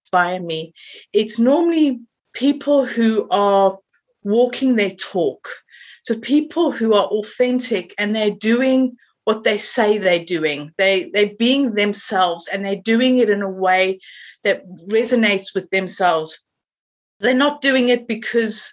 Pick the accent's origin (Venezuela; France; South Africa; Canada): South Africa; accent: South African; moved away as an adult; now in Suffolk, United Kingdom; my accent is originally from South Africa. And I've been living here for 22 years, and I've never been able to lose the accent.